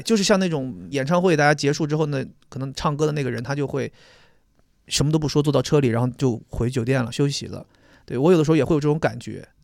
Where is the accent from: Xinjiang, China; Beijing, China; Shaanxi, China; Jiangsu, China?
Beijing, China; 咱就是北京人